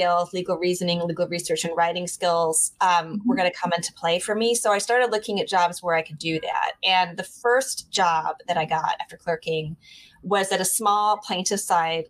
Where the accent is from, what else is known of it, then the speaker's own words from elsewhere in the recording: Michigan, United States; moved away as an adult; now in New York City, United States; You know, I'm from Michigan. I grew up in Michigan